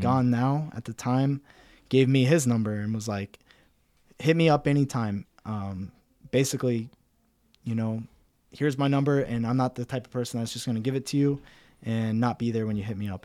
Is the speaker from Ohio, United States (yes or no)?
yes; Cincinnati, Ohio, United States; moved away as an adult; also born or lived in Columbus, Ohio / Kadena; now in San Antonio, United States; I come from Cincinnati, Ohio, uh, hardworking Midwestern family.